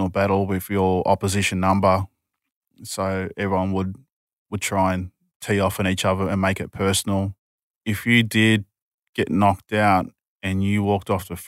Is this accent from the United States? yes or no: no; Newcastle, New South Wales, Australia; I grew up in an Aboriginal hostel in Kiranari Hostel up in Newcastle